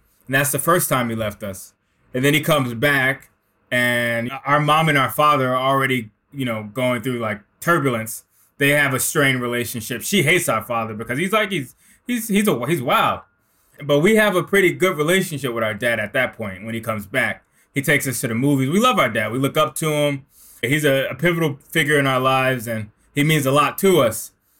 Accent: Newark, New Jersey, United States; I mean, it starts in Newark. It starts in the Garden Spires, 1985, crack epidemic.

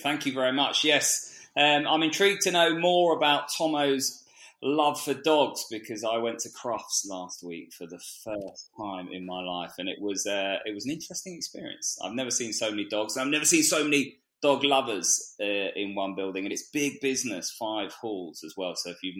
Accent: Twickenham, London, United Kingdom; So born and bred Twickenham and went to school there.

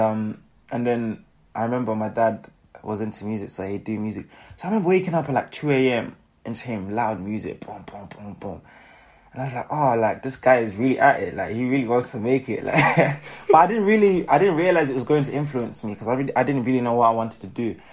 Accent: Manchester, North West England, United Kingdom; also born or lived in Zimbabwe; I was born in Manchester

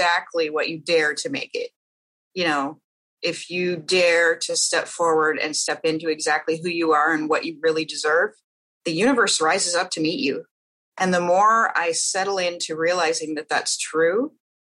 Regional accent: Midwest, United States; I grew up in the Midwest

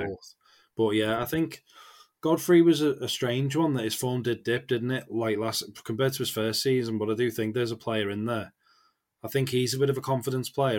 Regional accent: England, United Kingdom; as an Englishman

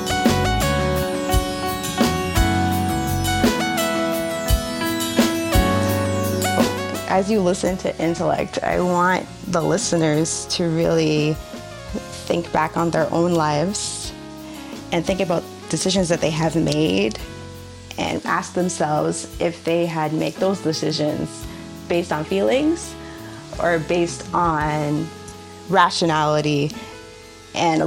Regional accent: Ajax, Ontario, Canada; I'm from Ajax, Ontario

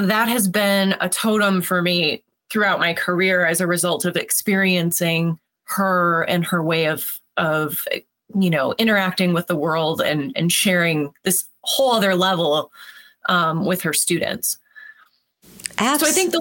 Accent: an hour south of Ottawa, New York, United States; 10 minutes south of the border, really an hour south of Ottawa, Canada

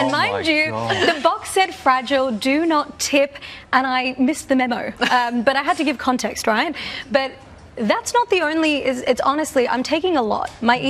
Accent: Australia; I'm an Australian woman with South Asian heritage

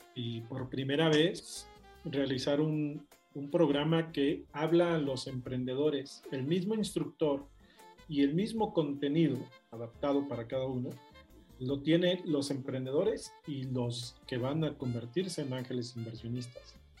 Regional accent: Mexico; moved away as an adult; also born or lived in United Kingdom; nací en México, pero soy latinoamericano

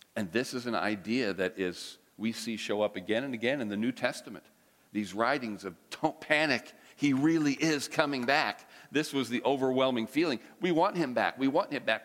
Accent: United States; I'm an American

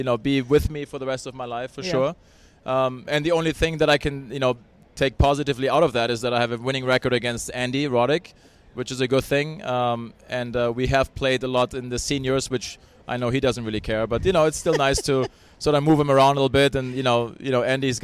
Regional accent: Hamburg, Germany; also born or lived in Bradenton, Florida; now in California, United States; I still want to go to Hamburg, which is my hometown.

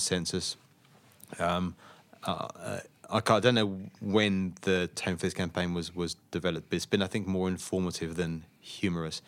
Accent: Slough, South East England, United Kingdom; moved away as an adult; now in Australia; I grew up in a town in Slough, in southeast England.

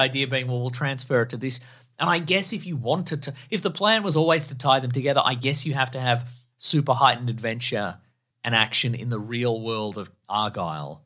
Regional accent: Australia; in Australia we're a half flush nation

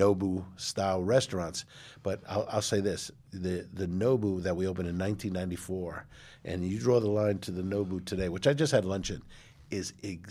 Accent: New York, United States; And like, I hate Boston, you know, sports because I'm a New Yorker.

